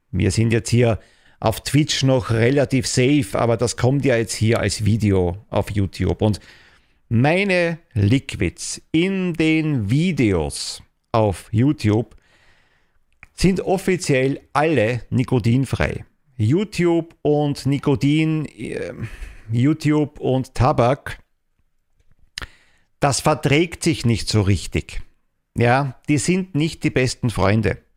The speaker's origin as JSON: {"language": "German", "country": "Austria", "said": "Also bei uns in Österreich Schlussrechnung."}